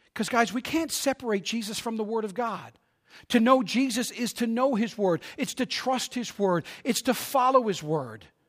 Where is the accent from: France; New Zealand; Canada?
Canada; Newfoundland and Labrador; I'm from Newfoundland